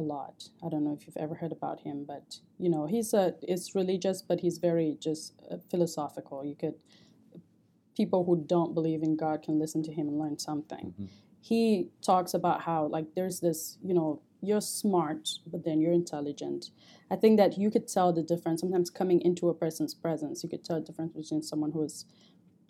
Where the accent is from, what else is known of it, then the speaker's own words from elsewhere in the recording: Cameroon; moved away as an adult; now in United States; I grew up in Cameroon